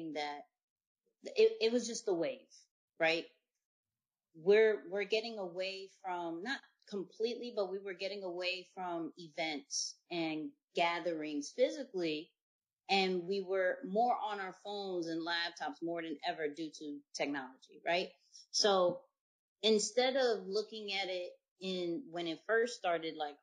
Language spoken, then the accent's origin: English; New York, United States; now in Virginia, United States; I'm from New York. I live in Virginia